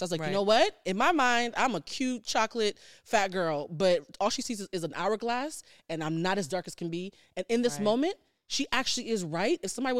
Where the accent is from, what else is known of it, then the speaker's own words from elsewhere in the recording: Havana, Cuba; also born or lived in Port-au-Prince, Haiti; now in United States; I was born in Port-au-Prince and then I moved to Havana.